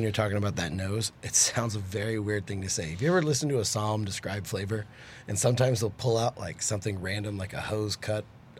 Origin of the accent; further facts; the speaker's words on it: Houston, Texas, United States; now in Dallas, United States; I'm from Houston, but I live in Dallas.